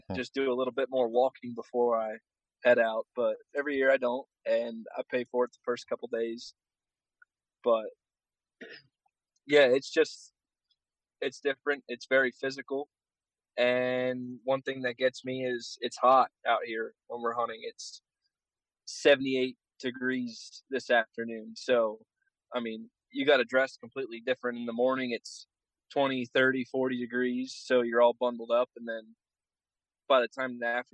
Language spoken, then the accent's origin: English; Pennsylvania, United States; I'm actually from back in PA